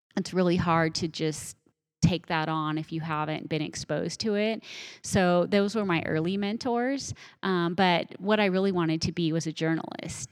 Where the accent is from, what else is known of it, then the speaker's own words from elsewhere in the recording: eastern Colorado, United States; I grew up in Colorado, but I grew up on the plains. And so out in eastern Colorado